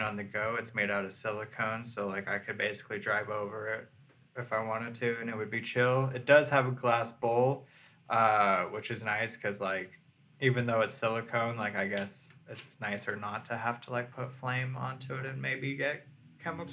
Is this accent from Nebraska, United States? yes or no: no; San Francisco Bay Area, California, United States; I'm from the Bay Area